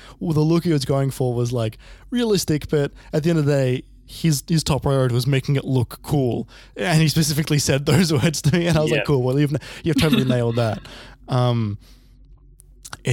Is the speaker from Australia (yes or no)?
yes; Australia; we're both Australian